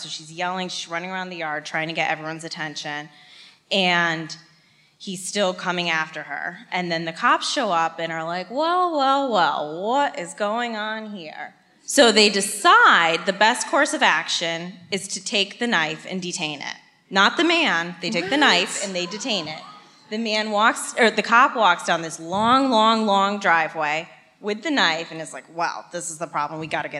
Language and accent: English; Connecticut, United States; moved away as an adult; also born or lived in Medford, Massachusetts; now in Massachusetts, United States; I've lived here for 5 years, but I'm from Connecticut.